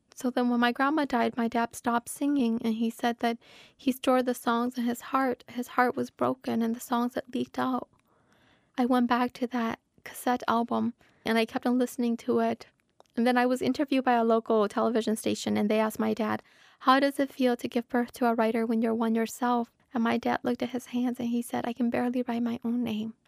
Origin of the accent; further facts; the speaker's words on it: Minnesota, United States; I'm a Minnesotan author, that I come from the most literary state in the nation.